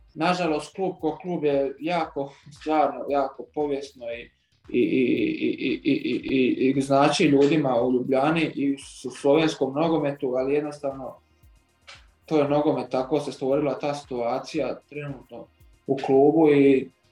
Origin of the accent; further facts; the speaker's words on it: Vrana, Zadar County, Croatia; moved away; also born or lived in Zagreb; rođen sam u Zadru, normalno iz Vrane, To je jedno isto malo pokraj Vranskog jezera